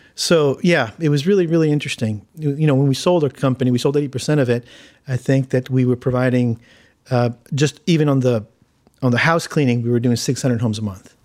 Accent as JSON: {"language": "English", "town": "Hawthorne", "region": "California", "country": "United States", "tie": "born or raised there", "also_born_or_lived": "Argentina"}